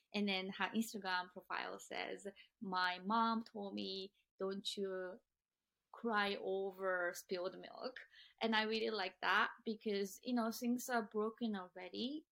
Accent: Japan; now in United States; those are never ever talked about growing up in Japan. In fact, I tried to kill myself when I was 15

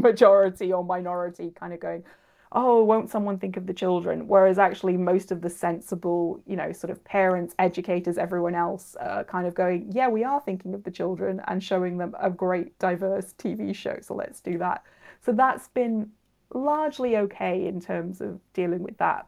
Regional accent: Cardiff, Wales, United Kingdom; I'm from Cardiff

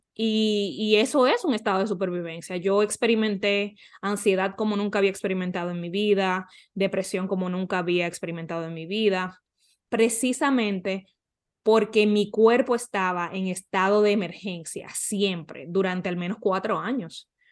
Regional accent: Dominican Republic; now in North Carolina, United States; en República Dominicana, ahora mismo vivo en Carolina del Norte con mi pareja

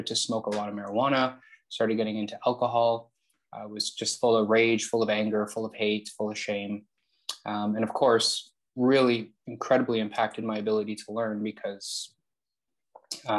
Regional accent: Toronto, Ontario, Canada; I'm born and raised in Toronto

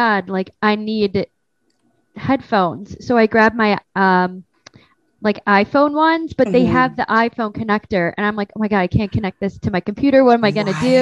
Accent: Wisconsin, United States; I grew up in Wisconsin

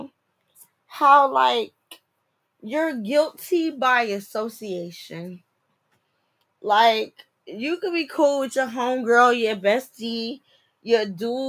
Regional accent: New Jersey, United States; moved away as an adult; also born or lived in DMV (Washington, D.C. metropolitan area); now in DMV, United States; I'm from Jersey. I'm a Jersey girl. I probably sound like it.

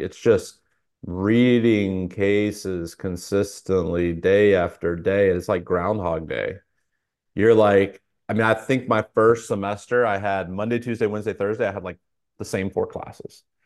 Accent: Fayetteville, North Carolina, United States; moved away as an adult; also born or lived in Atlanta area; now in Atlanta, United States; I grew up in a military town. It's called Fayetteville, North Carolina

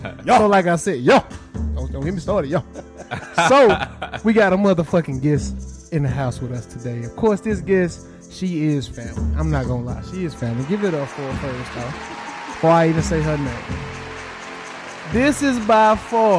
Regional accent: Dallas, Texas, United States; we are from Dallas

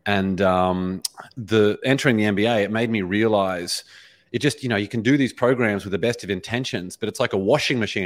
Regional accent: Brisbane, Queensland, Australia; moved away as an adult; now in Los Angeles, United States; born and raised in, in Brisbane, Australia

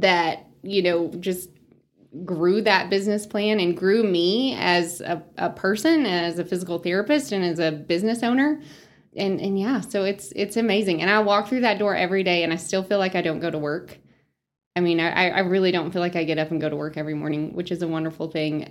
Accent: Spearman, Texas, United States; moved away as an adult; also born or lived in Lubbock, Texas; now in Amarillo, United States; I grew up in Spearmint, small town girl

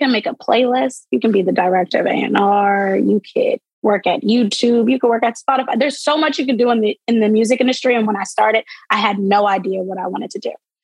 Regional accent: Blue Bell, Pennsylvania, United States; I'm from Bluebell, right outside of Philly. But I'm from Bluebell. I like to make that clear because I love my hometown.

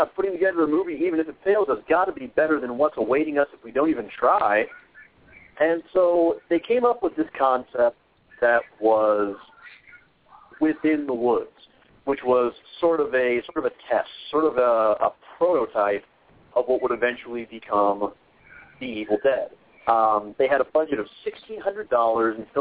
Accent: Twin Cities area of Minnesota, United States; moved away; I was 10 years old and still growing up in the Twin Cities area of Minnesota

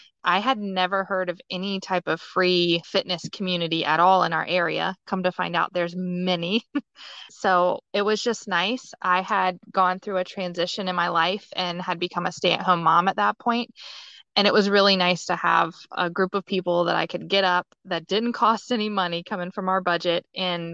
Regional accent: Outer Banks of North Carolina, United States; now in Virginia Beach, United States; I grew up on the Outer Banks of North Carolina

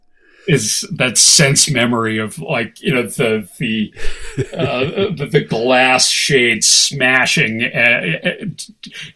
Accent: Ann Arbor, Michigan, United States; I grew up in Ann Arbor, Michigan, with a hippie

